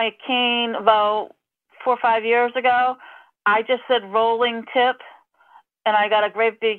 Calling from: Falmouth, Massachusetts, United States; calling from Falmouth, Massachusetts on Cape Cod.

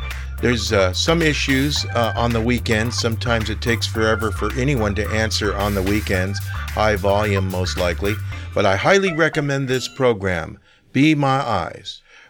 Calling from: Sacramento, California, United States; I'm calling from Sacramento.

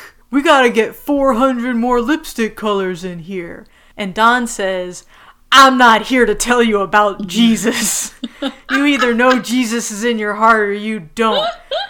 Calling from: Israel; I'm actually recording from Israel right now.

